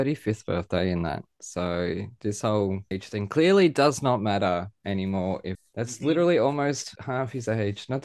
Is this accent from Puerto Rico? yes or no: no; Australia; I was born in Australia and live in Australia